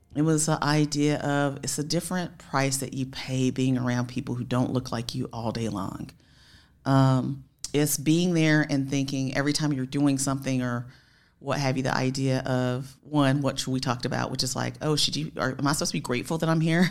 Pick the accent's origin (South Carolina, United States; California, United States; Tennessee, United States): South Carolina, United States; Spartanburg; I was raised in Spartanburg, South Carolina